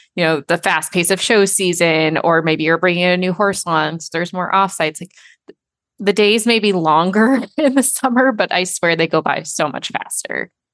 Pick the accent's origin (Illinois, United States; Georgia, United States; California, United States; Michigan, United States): Michigan, United States; I'm from Michigan